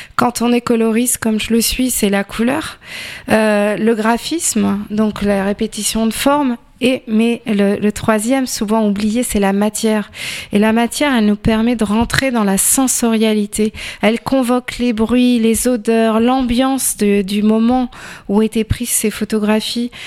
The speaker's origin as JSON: {"language": "French", "town": "Tours", "region": "Centre-Val de Loire", "country": "France", "tie": "born or raised there", "said": "je suis tourangelle de souche et férue de patrimoine"}